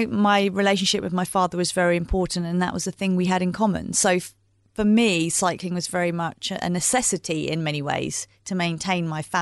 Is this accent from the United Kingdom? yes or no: yes; East of England, United Kingdom; It would be just around the country lanes of where I grew up in Bedfordshire, so through into Cambridgeshire and Hertfordshire